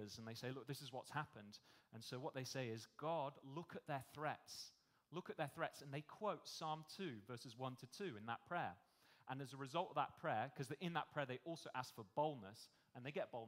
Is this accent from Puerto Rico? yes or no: no; United Kingdom; moved away as an adult; now in Australia; You probably tell from my accent, I'm not from here, I'm from the UK